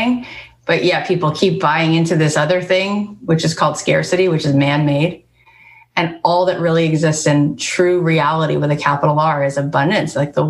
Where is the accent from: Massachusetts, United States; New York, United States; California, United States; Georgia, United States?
New York, United States; Long Island; growing up on Long Island